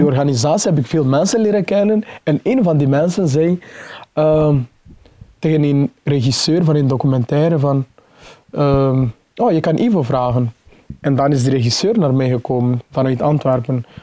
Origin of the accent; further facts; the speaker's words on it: Mozambique; now in Belgium; ik ben geboren in Mozambique